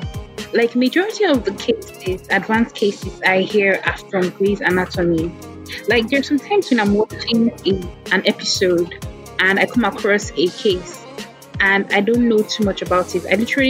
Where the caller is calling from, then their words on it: Warri, Delta, Nigeria; I'm actually calling from Warri Delta State.